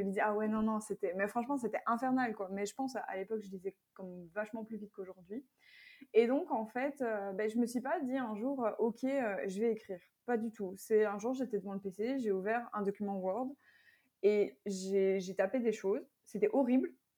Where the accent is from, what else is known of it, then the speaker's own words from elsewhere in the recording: Belgium; je viens de Belgique et j'habite toujours en Belgique.